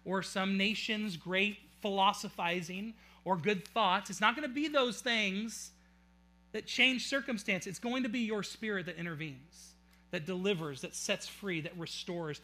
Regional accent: Auburn, United States; I was born in Auburn

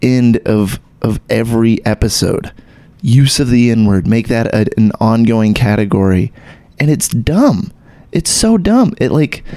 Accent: Texas, United States; I still got that blood in me, but I don't have the accent. I grew up in Texas.

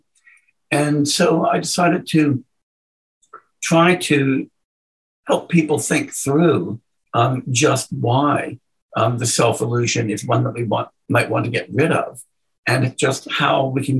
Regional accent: United States; I'm an American

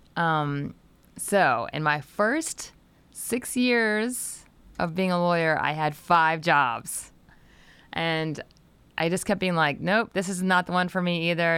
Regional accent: Delaware, United States; I grew up in Delaware, so it was about a two and a half hour drive to, uh, Washington D C

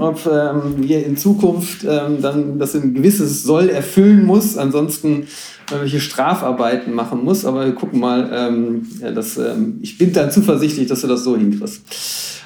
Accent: Schwelm, North Rhine-Westphalia, Germany; Ich komme ähm, aus dem Bergischen sozusagen, ähm, hinter Wuppertal, ein kleines Städtchen namens Schwell

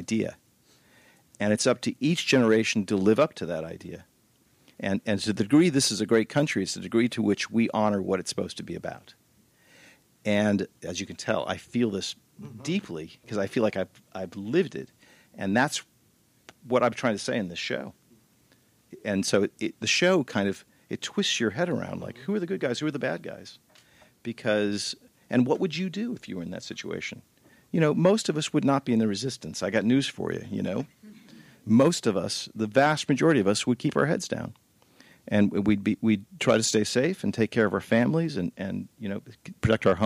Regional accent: United States; moved away as an adult; also born or lived in Paris, France / Los Angeles, United States; now in Europe; I'm an American expatriate

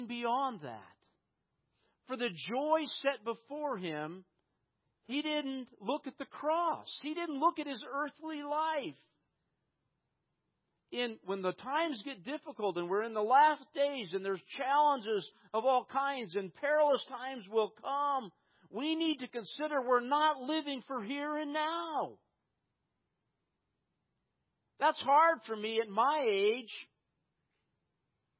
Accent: United States; Growing up in prosperous America

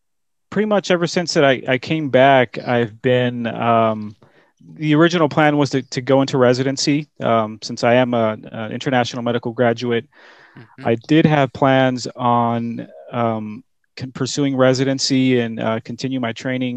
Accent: San Jose, California, United States; moved away as an adult; also born or lived in Bolivia; now in Dallas, United States; I grew up in California. So I went to, high school in a city called San Jose

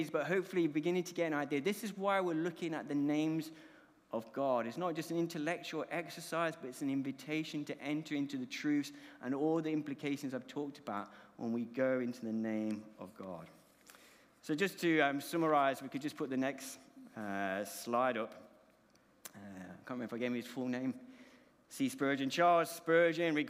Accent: Colombia; moved away; My accent is because I was born overseas, born in the Republic of Colombia.

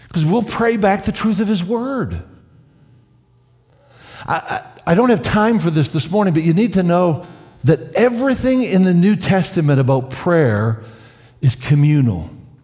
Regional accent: Canada; Of course, as a Canadian, I don't remember prayer ever happening in public school.

